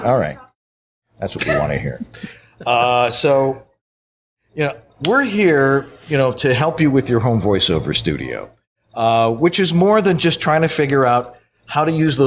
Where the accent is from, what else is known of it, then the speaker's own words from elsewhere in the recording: Buffalo, New York, United States; I'm originally from Buffalo